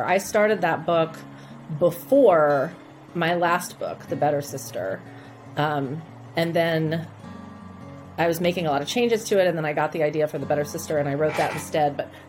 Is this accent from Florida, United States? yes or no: no; Wichita, Kansas, United States; I grew up in Wichita, Kansas, and, you know, kind of had, at the time, a rundown downtown.